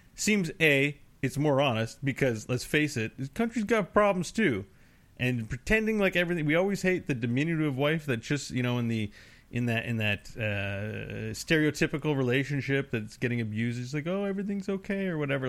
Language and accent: English; Canada; I enjoy being a Canadian